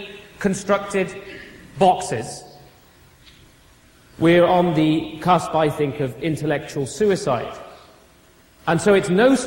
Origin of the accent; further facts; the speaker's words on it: United Kingdom; now in Stouffville, Canada; As a European, and I hate to call myself that because I'm British